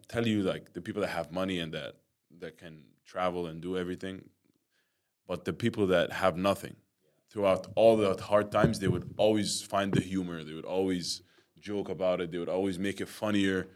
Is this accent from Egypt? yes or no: yes; Egypt; I was born and raised in Egypt